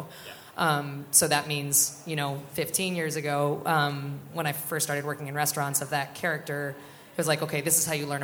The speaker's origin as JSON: {"language": "English", "region": "South Central Pennsylvania", "country": "United States", "said": "I'm from South Central Pennsylvania. My people are working class and poor"}